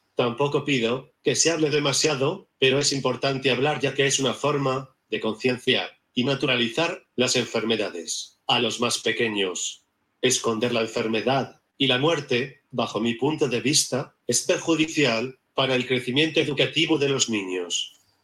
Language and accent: Spanish; Barcelona, Catalonia, Spain; soy de Barcelona